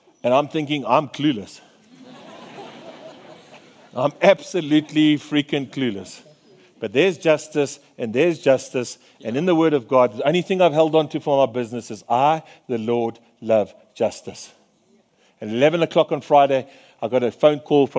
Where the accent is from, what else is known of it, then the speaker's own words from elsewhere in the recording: Free State, South Africa; I'm a fisherman from the Free State